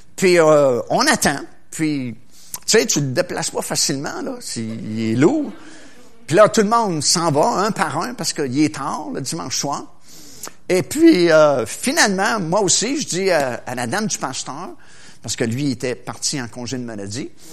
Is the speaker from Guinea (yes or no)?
no; Trois-Rivières, Quebec, Canada; à mon école, à Trois-Rivières, parce que moi je viens de Trois-Rivières